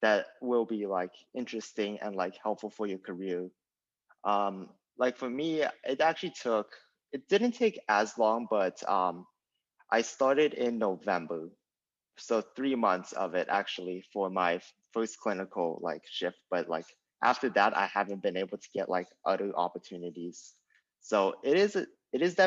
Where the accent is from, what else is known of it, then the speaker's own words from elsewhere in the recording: San Diego, California, United States; now in Los Angeles, United States; I grew up in San Diego